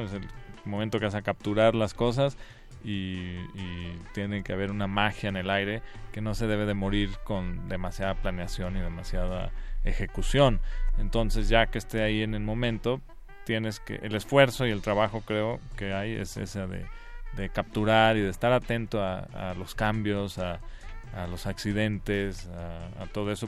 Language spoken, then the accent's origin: Spanish; Guanajuato, Mexico; yo crecí ahí en Guanajuato